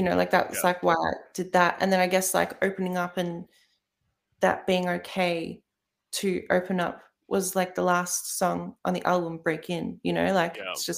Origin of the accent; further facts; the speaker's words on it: Melbourne, Victoria, Australia; I grew up in Melbourne. I haven't I haven't lived anywhere else